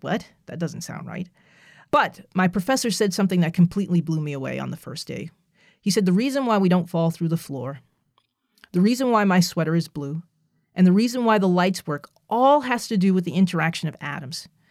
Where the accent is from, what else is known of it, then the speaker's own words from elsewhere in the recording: New Jersey, United States; I'm from New Jersey